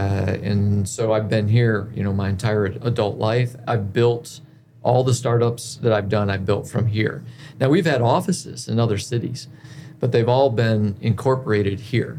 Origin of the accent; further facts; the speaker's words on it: Cleveland, United States; Well, I mean, I grew up mostly in Cleveland.